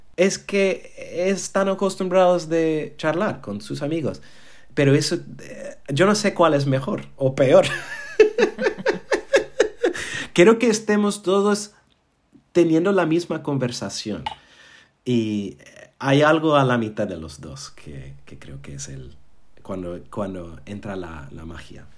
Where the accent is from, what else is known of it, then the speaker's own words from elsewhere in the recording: New York, United States; Spanish is a second language; moved away as an adult; also born or lived in Berlin / London; now in Málaga, Spain; así es como crecí en Nueva York